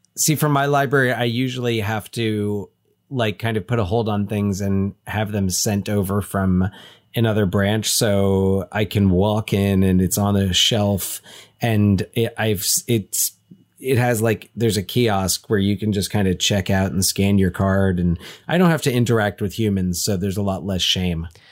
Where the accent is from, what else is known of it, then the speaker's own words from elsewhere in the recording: Union County, New Jersey, United States; we grew up in Union County, New Jersey